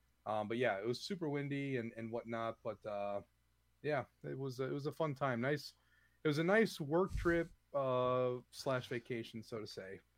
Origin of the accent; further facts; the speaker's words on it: Wisconsin, United States; moved away; I'm from Wisconsin, so I have my, you know, my hot blood.